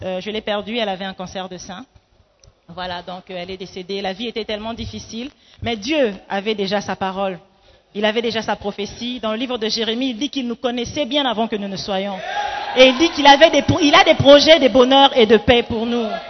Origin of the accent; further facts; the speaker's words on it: Gabon; moved away as an adult; also born or lived in Democratic Republic of the Congo / Libreville, Gabon / Accra, Ghana / Kinshasa, DR Congo; Je suis congolaise d'origine, donc la RDC. toro, toro, toujours. mais j'ai grandi au Gabon